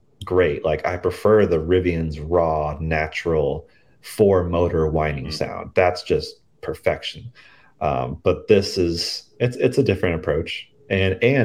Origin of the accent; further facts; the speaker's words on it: Missouri, United States; my hometown in Missouri